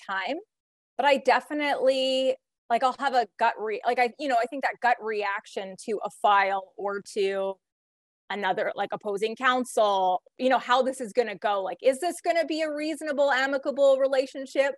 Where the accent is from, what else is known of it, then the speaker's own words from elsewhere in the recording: Canada; I'm like the only Canadian that's here